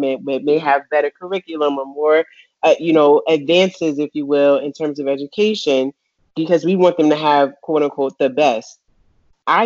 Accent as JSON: {"language": "English", "town": "Montclair", "region": "New Jersey", "country": "United States", "tie": "born or raised there", "said": "growing up in Montclair, again, diverse, but I was still the minority"}